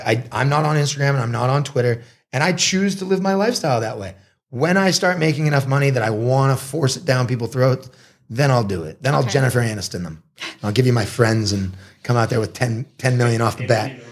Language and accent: English; Marblehead, Massachusetts, United States; moved away as an adult; also born or lived in Boston, Massachusetts / Los Angeles, California; now in Sri Racha, Thailand; I grew up in Marblehead, Massachusetts